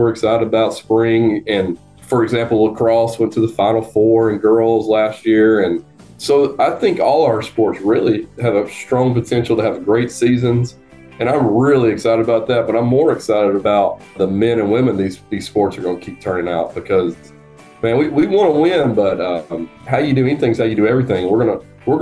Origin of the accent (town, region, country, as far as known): North Georgia, United States; born or raised there